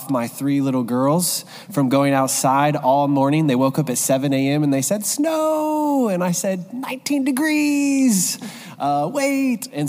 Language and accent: English; Midwest, United States; I'm from the Midwest too